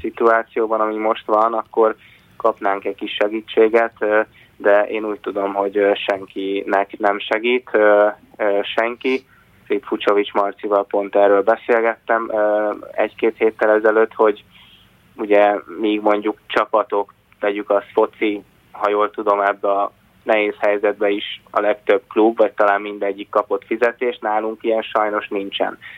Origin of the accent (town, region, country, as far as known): Hungary